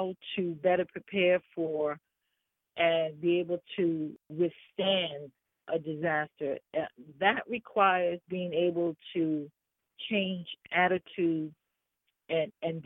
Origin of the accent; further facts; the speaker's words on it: New York City, New York, United States; I'm from New York. I'm from Harlem. I've lived in urban America all my life